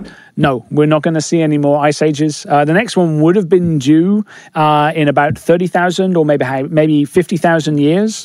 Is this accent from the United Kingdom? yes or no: yes; England, United Kingdom; I'm English